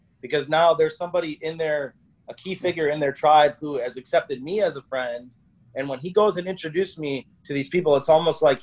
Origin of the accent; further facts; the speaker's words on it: United States; I'm this guy from America